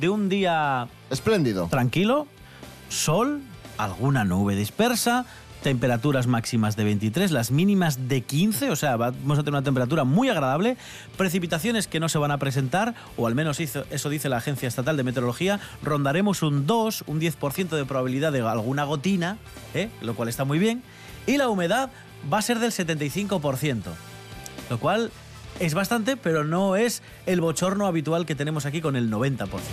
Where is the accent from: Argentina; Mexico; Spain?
Spain; a small village near La Bañeza, Castile and León; esto yo lo viví en un pequeño pueblo eh, cerca de La Bañeza